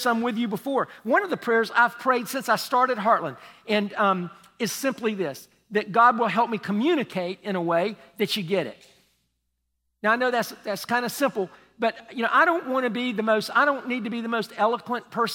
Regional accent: United States; I'm from Polk County

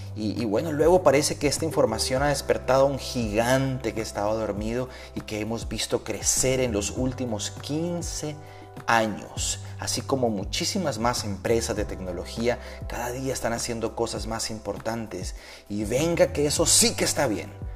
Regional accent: Bogotá, Colombia; mi ciudad natal, Bogotá

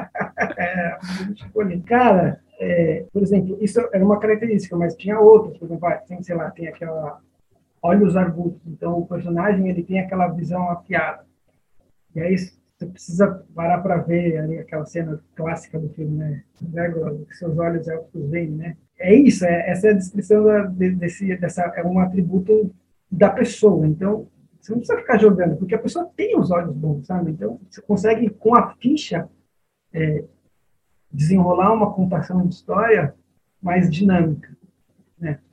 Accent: São Bernardo do Campo, São Paulo, Brazil; nasci em São Paulo, mas com o plano Collor, eu fui parar em São Bernardo do Campo

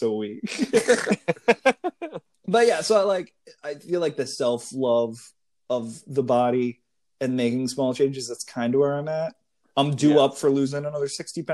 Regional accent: Connecticut, United States; how I grew up in Connecticut

